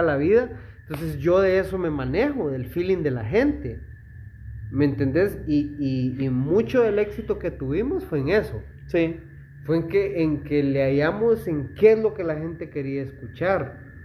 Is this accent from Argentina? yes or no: no; Esquipulas, Chiquimula, Guatemala; yo amo a la gente de mi pueblo, por eso yo renunciaría a vivir en cualquier lugar que pueda ser mejor por vivir en mi ciudad